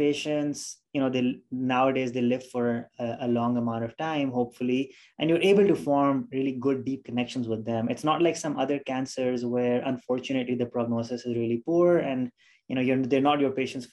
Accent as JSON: {"language": "English", "country": "Pakistan", "tie": "born or raised there", "moved": "as an adult", "lives_now": "United States", "said": "I am originally from Pakistan, and that's where I did my initial schooling, and that's where I did medical school from"}